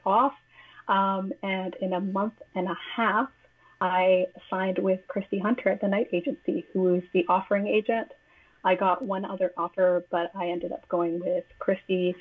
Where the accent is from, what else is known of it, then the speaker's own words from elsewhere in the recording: Toronto, Ontario, Canada; I'm from Toronto, but I wasn't living in Toronto at the time, and I was very, very homesick. And I wanted to immerse myself in the place that I grew up